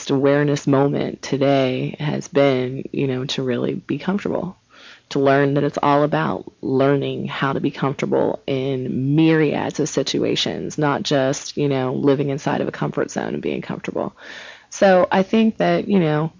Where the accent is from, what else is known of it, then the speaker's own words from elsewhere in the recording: Cincinnati, Ohio, United States; moved away; I'm from Ohio, from Cincinnati originally